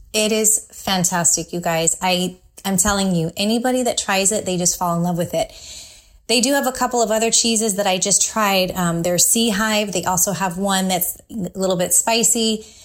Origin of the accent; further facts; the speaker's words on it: San Francisco Bay Area, California, United States; now in Tampa, United States; growing up in the San Francisco Bay Area